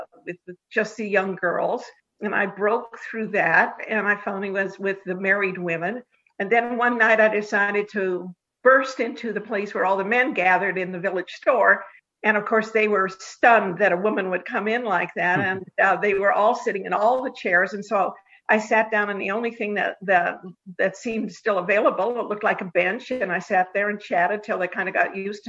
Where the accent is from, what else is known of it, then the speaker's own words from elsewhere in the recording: Denver, Colorado, United States; I am from Denver, Colorado, of all strange places. I am not an East Coast person. I'm a Westerner.